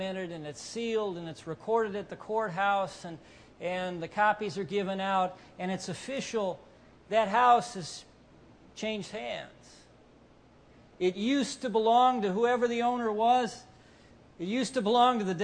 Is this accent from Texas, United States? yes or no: no; Cleveland, Ohio, United States; I'm from Cleveland